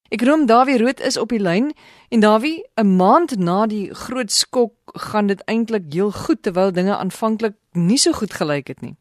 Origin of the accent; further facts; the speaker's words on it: South Africa; ons as Suid-Afrikaners